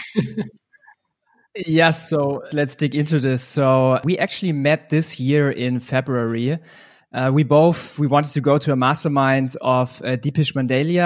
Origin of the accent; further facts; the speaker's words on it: Munich, Bavaria, Germany; I'm from Munich, based in Germany.